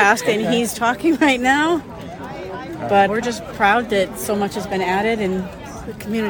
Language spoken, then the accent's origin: English; Pittsfield, Massachusetts, United States; now in Boston, United States; I was born in Pittsfield, and I've since moved to Boston, but my parents live in Pittsfield